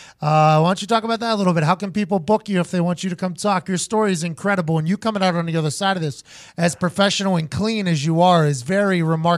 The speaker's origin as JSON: {"language": "English", "town": "Pittsburgh", "region": "Pennsylvania", "country": "United States", "said": "I'm from Pittsburgh."}